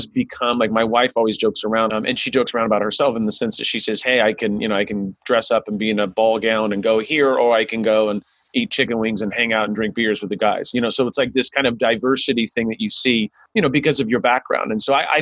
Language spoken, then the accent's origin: English; Sacramento, California, United States; I grew up in South Sacramento, and I was a minority